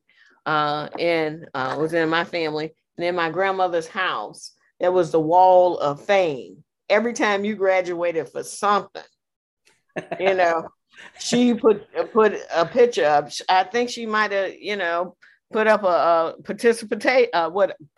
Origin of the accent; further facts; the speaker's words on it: United States; I am an American